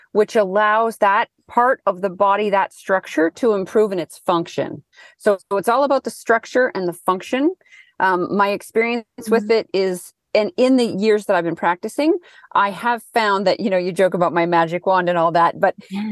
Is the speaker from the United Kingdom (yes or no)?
no; Thunder Bay, Ontario, Canada; now in Wellington, New Zealand; I'm from Thunder Bay area.